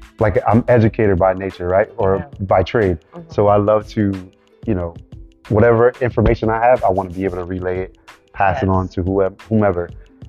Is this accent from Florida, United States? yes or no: yes; Miami, Florida, United States; born there; now in Orlando, United States; I am Haitian American. {S0} Okay. {S1} Born in Miami, Florida. And then I've been in the Orlando area about 10 years.